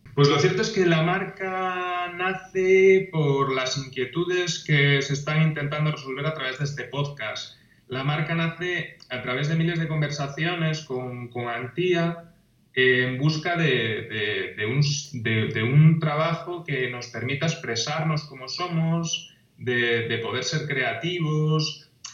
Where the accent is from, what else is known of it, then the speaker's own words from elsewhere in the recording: A Coruña, Galicia, Spain; yo soy de La Coruña, de una ciudad de Galicia que está situada en la costa